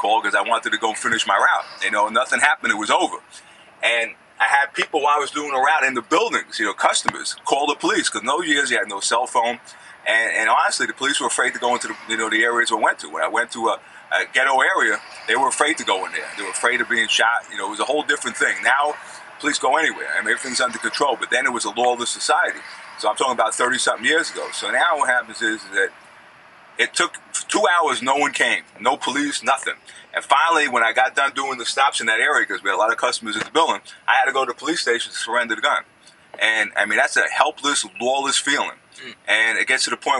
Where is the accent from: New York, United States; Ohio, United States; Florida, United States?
New York, United States; I'm the quintessential New Yorker, proud of New York